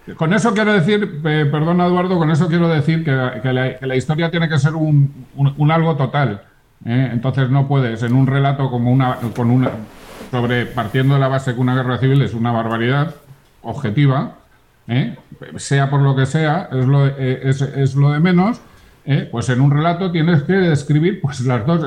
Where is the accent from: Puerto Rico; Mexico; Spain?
Spain; Burgos, Castile and León; yo soy burgalés